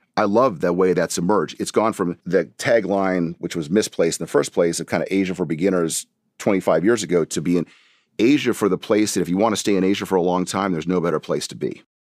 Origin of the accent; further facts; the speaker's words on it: Colorado, United States; moved away as an adult; also born or lived in Hong Kong; now in Singapore; I'm originally from Colorado in the U S, and so grew up